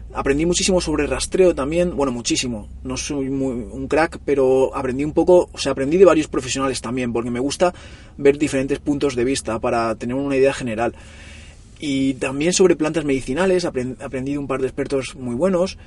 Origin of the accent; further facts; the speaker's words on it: Móstoles, Community of Madrid, Spain; moved away as an adult; now in Barcelona, Spain; yo nací en Madrid y me vine aquí a Barcelona con unos 20 años o así